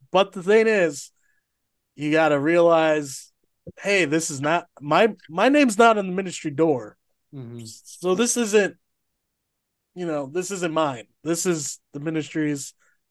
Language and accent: English; Iowa, United States; play with a community worship team at the Iowa or at Clay County Fair, which is the fair